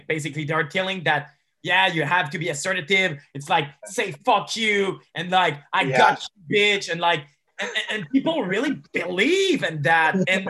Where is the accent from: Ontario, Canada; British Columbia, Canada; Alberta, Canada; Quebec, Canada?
Quebec, Canada; Montreal; I'm from Montreal. So there's a community of pickup artists over here.